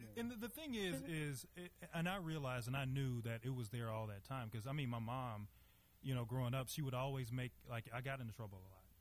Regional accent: Monroe, Louisiana, United States; now in Dallas, United States; I am from Louisiana, born and raised there. Um, you know, as far as my childhood was concerned, you know, me coming from from Monroe, Louisiana

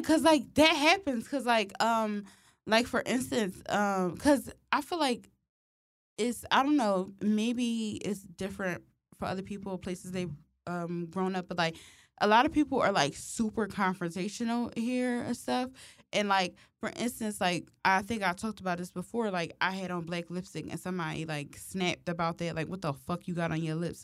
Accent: Philadelphia, Pennsylvania, United States; growing up in Philly

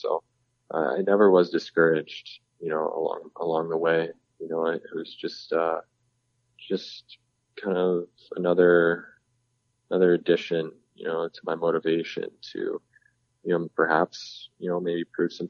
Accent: California, United States; people always find it funny, I guess, that I'm from California

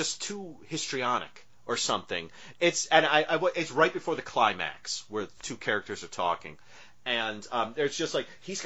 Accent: Northeast, United States; where I come from, now I'm from the Northeast

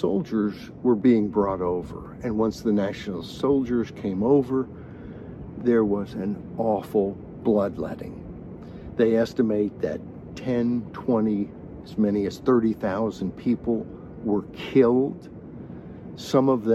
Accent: United States; as an American

